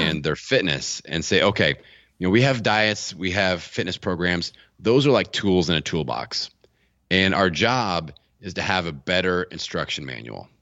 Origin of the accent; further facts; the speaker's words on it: Bloomington, Indiana, United States; my hometown of Bloomington, Indiana